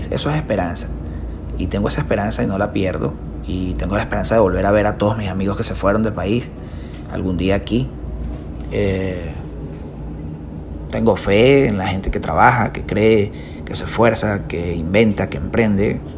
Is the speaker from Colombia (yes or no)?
no; Venezuela; Necesito dejar de hacer tantas cosas que hacemos como venezolanos, como cultura venezolana, para que eso pueda cambiar.